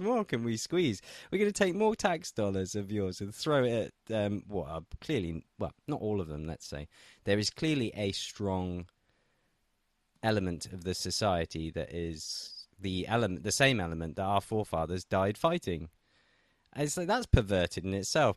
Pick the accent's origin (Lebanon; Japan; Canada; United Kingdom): United Kingdom; England; now in Russia; I'm an Englishman living in Russia